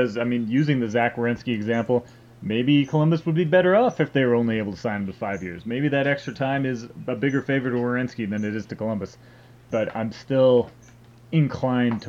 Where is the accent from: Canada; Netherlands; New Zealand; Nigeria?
Canada; Edmonton, Alberta; I grew up in Edmonton